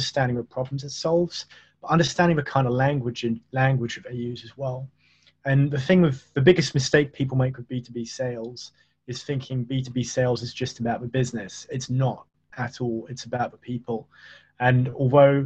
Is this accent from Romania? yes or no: no; United Kingdom; I'm British